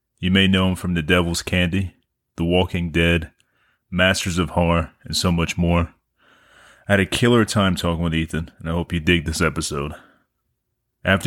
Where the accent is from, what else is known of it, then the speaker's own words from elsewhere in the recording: the South, United States; also born or lived in South Carolina; I've been in the South all my life